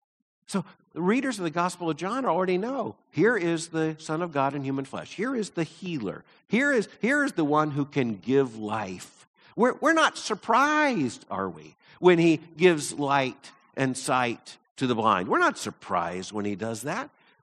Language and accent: English; Deep South, United States; when I was growing up in the Deep South